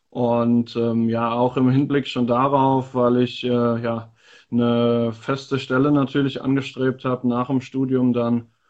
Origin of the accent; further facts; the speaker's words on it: Eifel, Germany; born there; äh, bin 24 Jahre alt, gebürtig aus der Eifel und jetzt seit zwei Jahren dabei beim FSV Frankfurt.